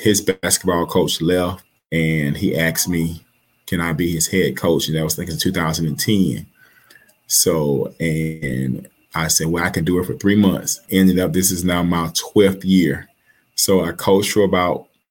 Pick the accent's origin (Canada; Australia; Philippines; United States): United States; Holmes County, Mississippi; born and raised in Holmes County